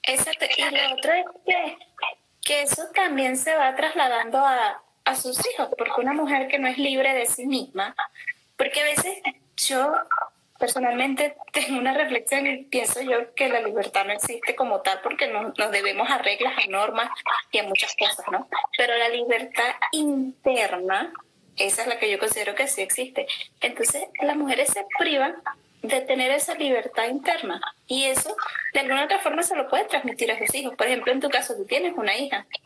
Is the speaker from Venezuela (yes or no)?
yes; Venezuela; moved away; en mi país, ¿no? En Venezuela